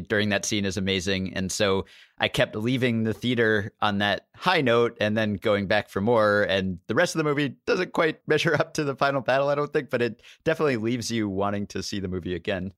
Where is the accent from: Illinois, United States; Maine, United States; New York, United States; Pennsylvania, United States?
New York, United States; New York City; I grew up in Manhattan and have always lived here